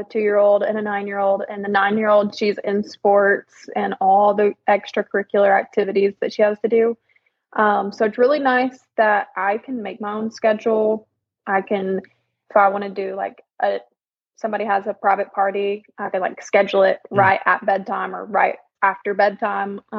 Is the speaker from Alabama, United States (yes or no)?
yes; Birmingham, Alabama, United States; I'm from Birmingham, Alabama